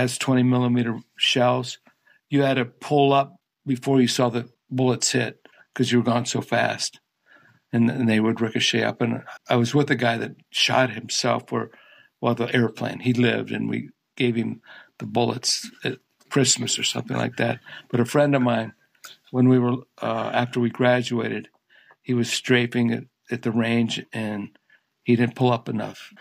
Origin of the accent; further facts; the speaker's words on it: Barberton, Ohio, United States; I'm from Barberton